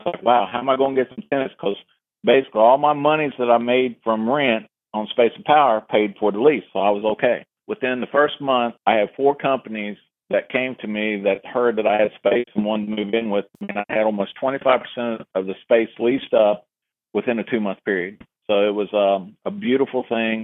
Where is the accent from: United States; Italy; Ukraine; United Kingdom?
United States; Ohio; moved away; I grew up on the Ohio River, and Grandma lived across the river in Kentucky.